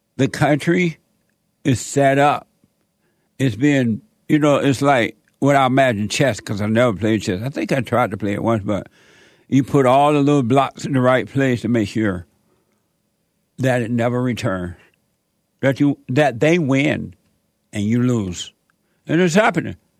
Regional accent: Alabama, United States; moved away; Born and raised in Sweet Home, Alabama. On a plantation

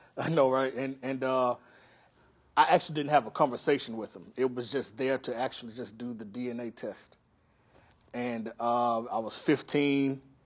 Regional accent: Pine Bluff, Arkansas, United States; now in Los Angeles, United States; I grew up in this city, uh, called Pine Bluff, Arkansas

